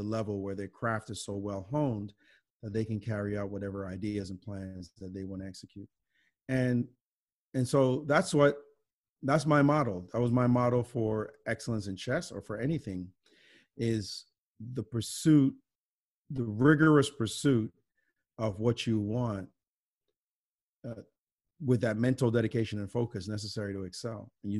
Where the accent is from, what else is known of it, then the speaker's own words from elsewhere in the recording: Brooklyn, New York, United States; and especially growing up in Brooklyn that I relished. You know, we play in the parks.